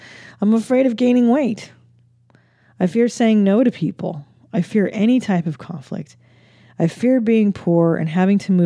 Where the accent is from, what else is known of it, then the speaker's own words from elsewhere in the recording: California, United States; growing up in California